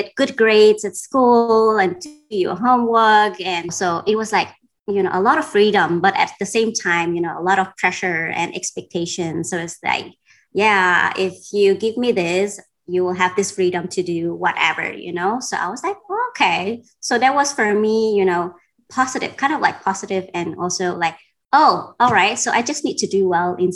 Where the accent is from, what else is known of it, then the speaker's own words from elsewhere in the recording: Denmark; moved away as an adult; also born or lived in Vietnam / Cambodia; I grew up in Denmark